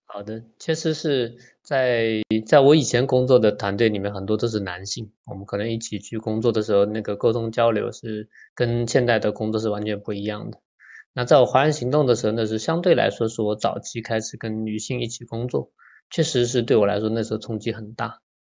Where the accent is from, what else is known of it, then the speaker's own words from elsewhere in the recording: Nanjing, Jiangsu, China; 我来自中国大陆的江苏南京这样的一个城市